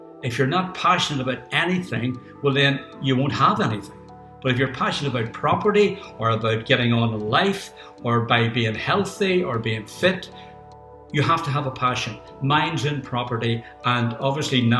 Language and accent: English; Northern Ireland, United Kingdom; being Northern Ireland and my accent